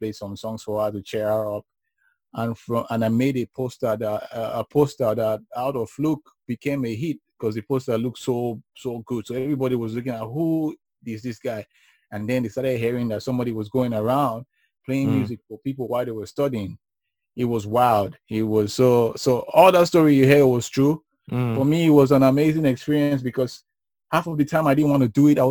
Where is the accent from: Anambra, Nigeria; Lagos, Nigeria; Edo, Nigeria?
Edo, Nigeria; Benin City; growing up in Benin was fun